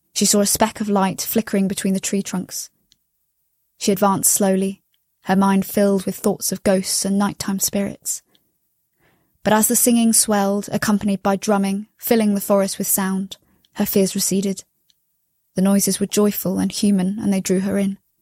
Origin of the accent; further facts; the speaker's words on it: London, United Kingdom; I'm from London in the U K.